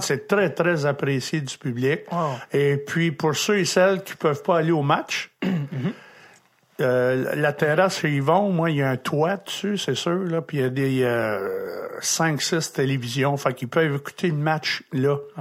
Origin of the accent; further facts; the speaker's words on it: Drummondville, Quebec, Canada; j'étais de Drummondville